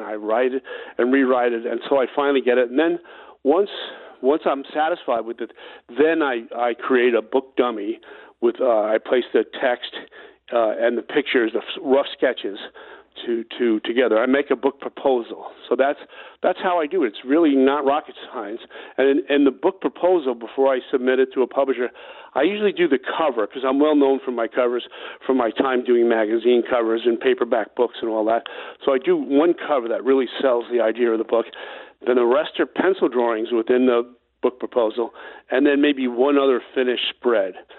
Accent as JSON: {"language": "English", "town": "New York City", "region": "New York", "country": "United States", "tie": "born or raised there", "said": "I grew up on Staten Island"}